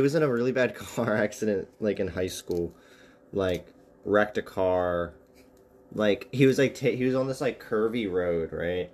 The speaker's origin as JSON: {"language": "English", "region": "Pennsylvania", "country": "United States", "tie": "born or raised there", "moved": "yes"}